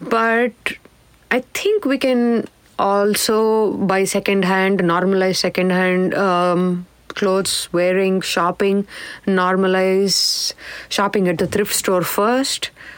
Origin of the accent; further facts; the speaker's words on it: South India, India; I think growing up in South India, we, at least back in the day, most of our clothes were stitched, tailored, and we probably got 4 sets of clothes a year, one for birthday and the rest for festival.